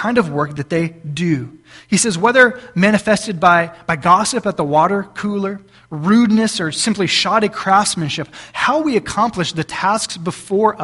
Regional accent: South Texas, United States; now in Cissna Park, United States; we're from South Texas.

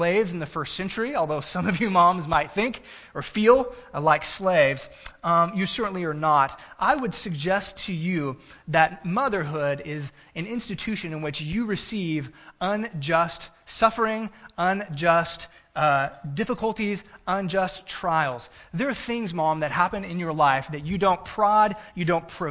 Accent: Gulf Coast, South Texas, United States; moved away; I grew up in South Texas on the Gulf Coast

